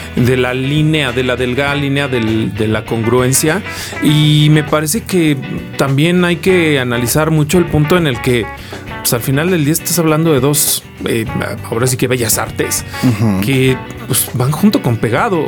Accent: Mexico; como mexicanos

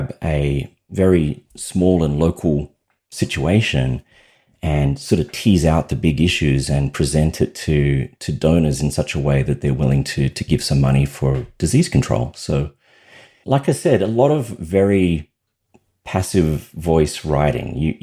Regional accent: Australia; You may have detected that I have an accent. I'm Australian

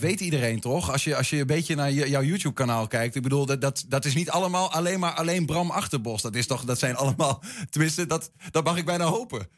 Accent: Twente, Overijssel, Netherlands; als Twentenaar

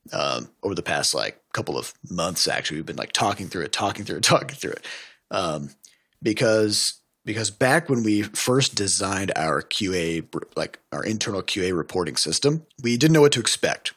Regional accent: United States; I'm an American

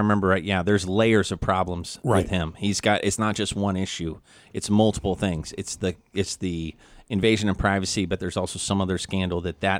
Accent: Missouri, United States; I'm from Missouri.

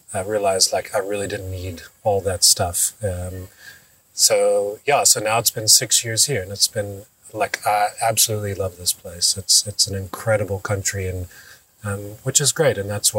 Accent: North Carolina, United States; moved away as an adult; also born or lived in New York / San Diego / California; now in South Africa; I was living in California. I'm originally from North Carolina

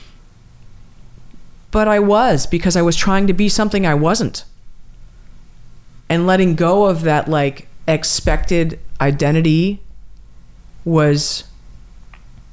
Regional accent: California, United States; I'm from California

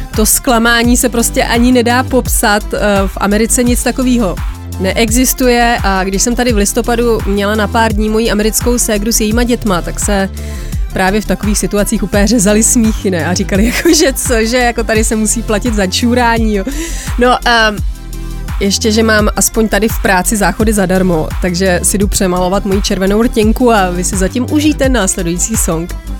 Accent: Czechia; u nás v Čechách

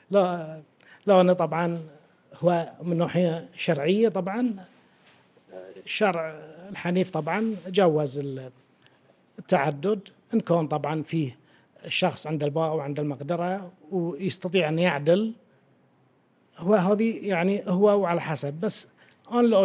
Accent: Bahrain; عندنا في البحرين

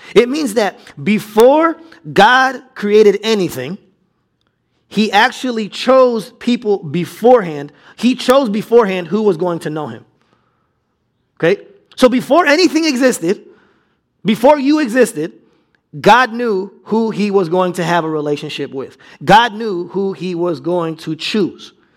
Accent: United States; being American

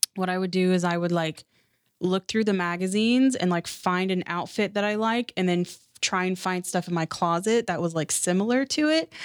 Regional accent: Seattle, Washington, United States; growing up in Seattle, like, we didn't have a lot of money

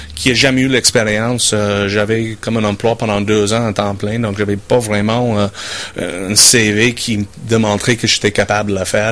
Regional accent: Saskatchewan, Canada; French is a second language; moved away as an adult; now in Quebec City, Canada; je viens de la Saskatchewan. Euh, j'étais né en Saskatchewan dans un petit village qui s'appelle Town. J'ai grandi sur la ferme

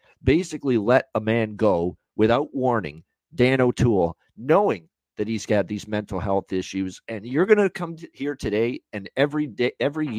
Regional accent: Hamilton, Ontario, Canada; Hamilton, my hometown

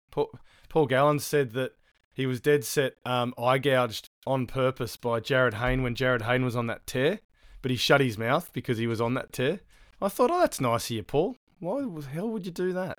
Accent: Australia; now in New Zealand; as an Australian

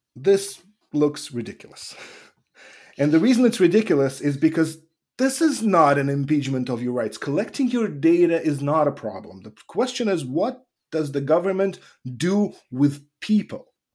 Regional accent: Russia; moved away; also born or lived in Ukraine; when I was growing up in Russia

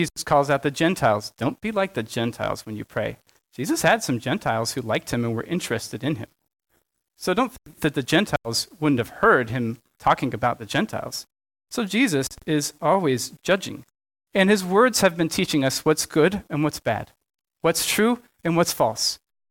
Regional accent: Southern United States, United States; Don't worry, I'm from the South, so I also get to talk about politeness culture.

